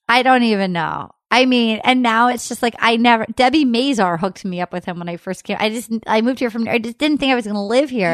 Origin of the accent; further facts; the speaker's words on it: Rhode Island, United States; moved away as an adult; now in Los Angeles, United States; I grew up in Rhode Island.